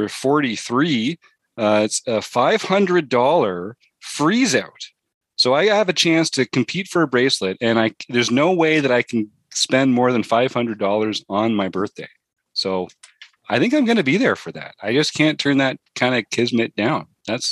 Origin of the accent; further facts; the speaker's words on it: Canada; I'm from Canada